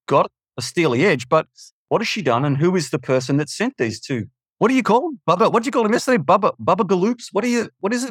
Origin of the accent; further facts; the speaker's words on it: Melbourne, Victoria, Australia; I'm just a schmuck from Melbourne